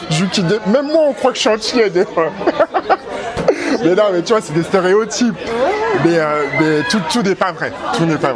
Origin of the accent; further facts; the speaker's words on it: Benin; moi je viens du royaume du Dahomey, et c'est l'un des rares royaumes où à un moment ils ont dit, mais en fait, il faut pas faire ça